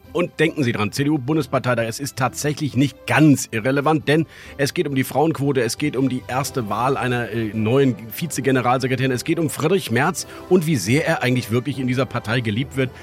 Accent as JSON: {"language": "German", "region": "Rhineland", "country": "Germany", "tie": "born or raised there", "said": "im Rheinland, in meiner Heimat"}